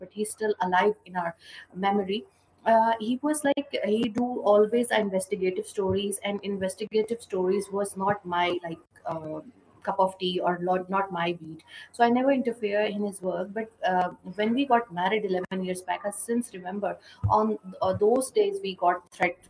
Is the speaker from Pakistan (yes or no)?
yes; Pakistan; as per Pakistani, we